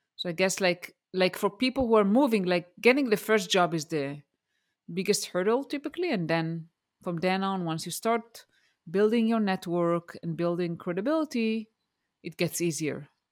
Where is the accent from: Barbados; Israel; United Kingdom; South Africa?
Israel; born or raised there; English is a second language; moved away as an adult; also born or lived in Denver, Colorado, United States